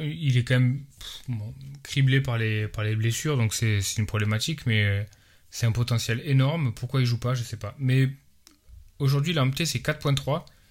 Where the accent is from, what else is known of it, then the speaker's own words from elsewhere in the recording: France; moved away; nous, quand on est des Français à l'étranger